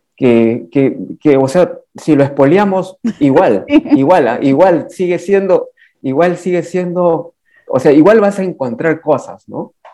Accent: Huangáscar, Lima, Peru; Es uno de los 33 distritos de la provincia de Yauyos que se llama Huangáscar. Es mi pueblo natal.

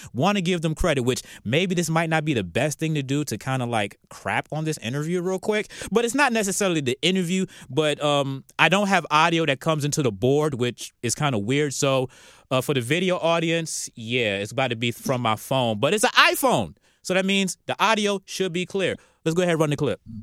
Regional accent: Norfolk, Virginia, United States; now in Atlanta, United States; we're from Norfolk

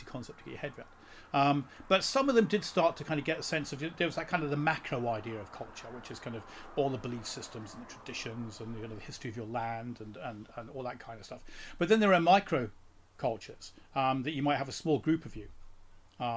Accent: London, United Kingdom; I'm from this small town in southeast London.

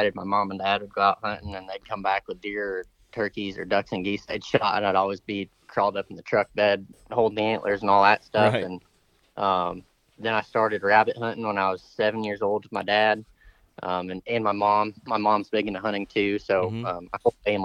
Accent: Fort Wayne, Indiana, United States; also born or lived in southern Illinois; now in Missouri, United States; I'm from Indiana

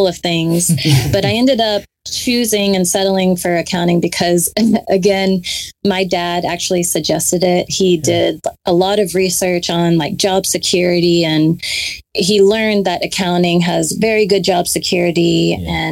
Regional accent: Dallas, Texas, United States; also born or lived in Oklahoma State / Houston; I currently live in the North Dallas area and was actually born and raised in Dallas

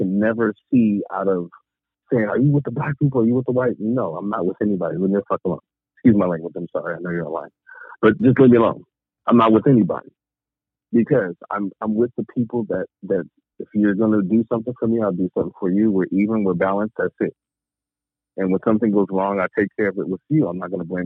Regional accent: Long Beach, California, United States; now in the South, United States; I grew up in California, okay? Long Beach, preferably. Been there forever until I left, and now I'm in the South

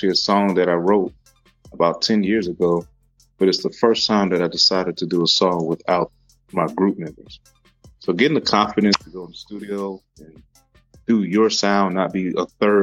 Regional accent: Lincoln, Nebraska, United States; I was born in Lincoln, Nebraska.

